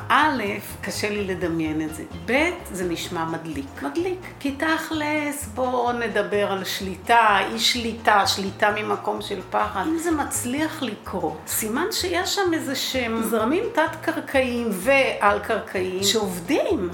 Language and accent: Hebrew; Kibbutz HaOgen, Central District, Israel; אני ילידת קיבוץ העוגן, אני בת 65